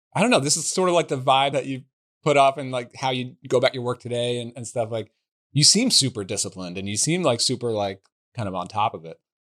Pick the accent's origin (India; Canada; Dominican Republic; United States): United States; Northeast; We're both from like the Northeast here